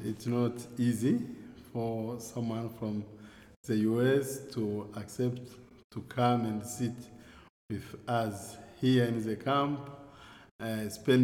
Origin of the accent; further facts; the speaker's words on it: Goma, North Kivu, DR Congo; English is a second language; moved away as an adult; I'm from Goma. Goma is my town